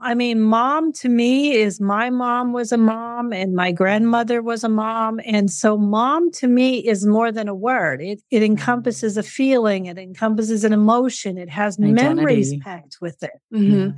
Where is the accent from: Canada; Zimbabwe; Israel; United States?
United States; Colorado; moved away as an adult; also born or lived in Papua New Guinea / Seychelles / Dubai; now in New Zealand; I grew up in Colorado in the United States